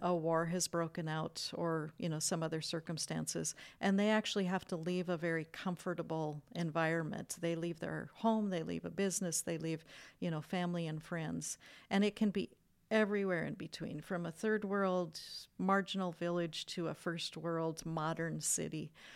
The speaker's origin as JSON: {"language": "English", "country": "United States", "tie": "born or raised there", "said": "an American-born citizen"}